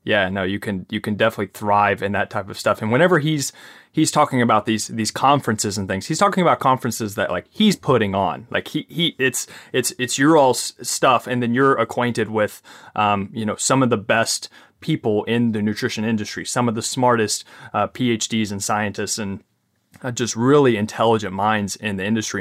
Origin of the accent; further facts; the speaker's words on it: Kentucky, United States; accent: Southern twang, Kentucky accent; I'm from Kentucky